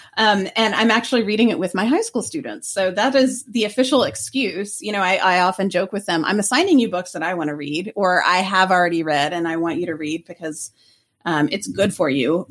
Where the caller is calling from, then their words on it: Lake Forest, Illinois, United States; I'm calling from Lake Forest, Illinois